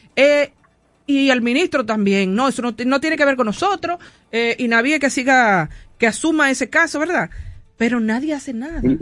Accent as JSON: {"language": "Spanish", "country": "Dominican Republic", "said": "cómo es que los dominicanos actuamos"}